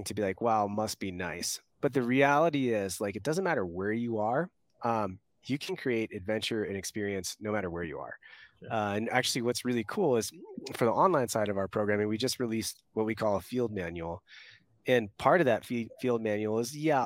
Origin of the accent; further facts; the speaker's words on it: East Coast, United States; moved away as an adult; I grew up on the East Coast